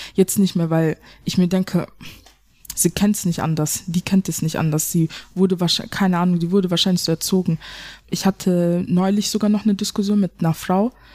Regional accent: Germany; ich bin ja auch eine Deutsche. Ich hab einen Deutschen Pass, ich bin ja auch eine Deutsche.

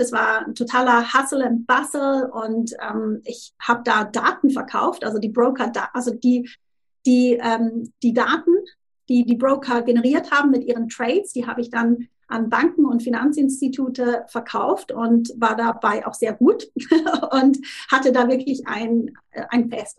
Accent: Thurgau, Switzerland; moved away as an adult; also born or lived in Zurich; now in Tunbridge Wells, United Kingdom; ursprünglich, wie, wie gesagt, aus der Schweiz und ähm, aus dem Thurgau. Das ist an der Grenze zu Deutschland, da bin ich aufgewachsen

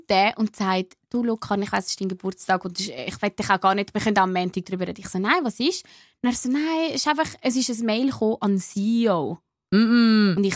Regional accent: Aargau, Switzerland

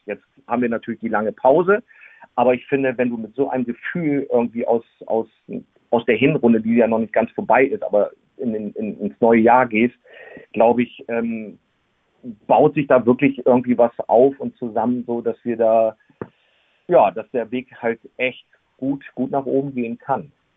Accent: Gifhorn, Lower Saxony, Germany; now in Wolfsburg, Germany; ich bin äh, damals in Gifhorn geboren, bin dann äh, 2010 äh, nach Wolfsburg gezogen.

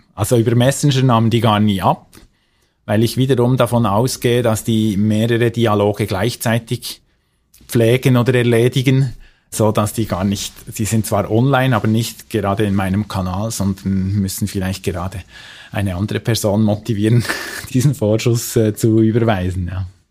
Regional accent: Switzerland; bei uns in der Schweiz

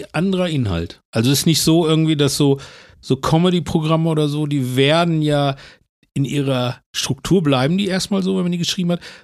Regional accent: Herne, North Rhine-Westphalia, Germany; now in Bochum, Germany; ich bin ja in Herne groß geworden

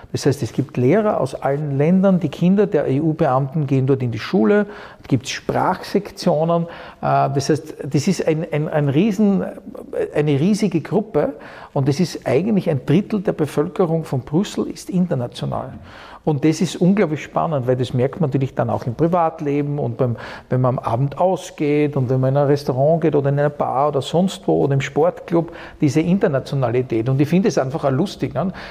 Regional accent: Styria, Austria; also born or lived in Vienna, Austria / United States; eine ganz andere Atmosphäre, als ich sie zum Beispiel kennengelernt habe als Steirer in Wien oder auch, auch in, in den USA.

